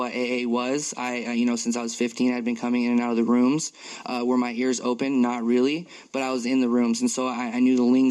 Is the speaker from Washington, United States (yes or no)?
yes; Tacoma, Washington, United States; moved away as an adult; now in Kirkland, United States; I'm from Tacoma, and I moved out to the Kirkland on the east side